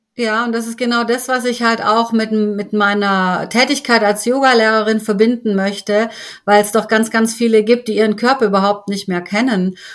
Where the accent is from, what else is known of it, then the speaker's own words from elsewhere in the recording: Stuttgart, Baden-Württemberg, Germany; komme auch aus Stuttgart